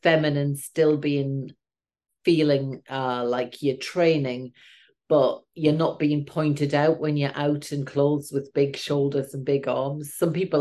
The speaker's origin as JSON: {"language": "English", "area": "the Northeast", "region": "North East England", "country": "United Kingdom", "said": "I'm from the Northeast"}